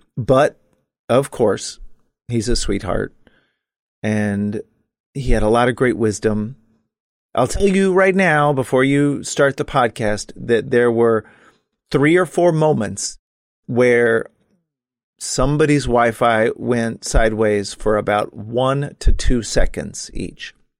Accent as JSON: {"language": "English", "region": "Texas", "country": "United States", "tie": "born or raised there", "said": "my own experience growing up in Texas"}